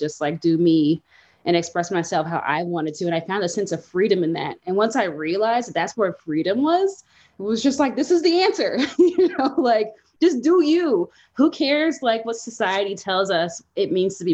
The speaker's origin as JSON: {"language": "English", "town": "Nashville", "region": "Tennessee", "country": "United States", "moved": "yes", "lives_now": "Denver, United States", "said": "I'm from Nashville, Tennessee"}